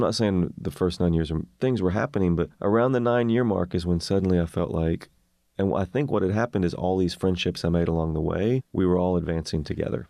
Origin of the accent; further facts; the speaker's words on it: Maryville, Tennessee, United States; moved away as an adult; also born or lived in Memphis, Tennessee; growing up in East Tennessee